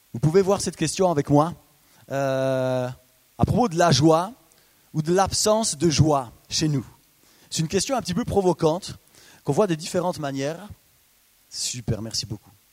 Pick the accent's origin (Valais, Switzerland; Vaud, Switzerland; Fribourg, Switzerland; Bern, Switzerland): Bern, Switzerland; Biel/Bienne region, Bernese Jura, Switzerland; Je viens de la région de Bienne, du Jura bernois